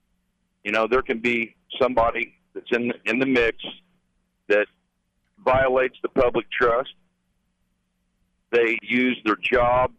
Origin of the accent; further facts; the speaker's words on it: southern Indiana, United States; my hometown, which is in southern Indiana